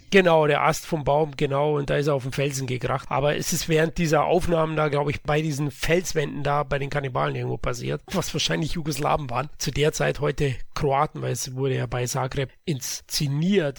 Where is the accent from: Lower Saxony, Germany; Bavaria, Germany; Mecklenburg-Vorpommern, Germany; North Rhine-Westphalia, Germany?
Bavaria, Germany; accent: Bavarian; meinem bayerischen Dialekt